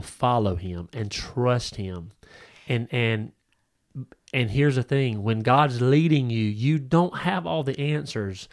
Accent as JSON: {"language": "English", "country": "United States", "said": "this country, um, in, in America"}